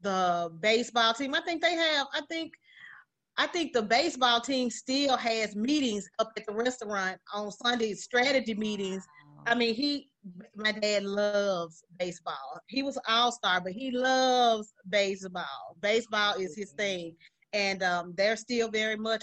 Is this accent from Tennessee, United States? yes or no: yes; Memphis, Tennessee, United States; also born or lived in Atlanta; I am from South Memphis, yes. College McLemore area, grew up on Azalea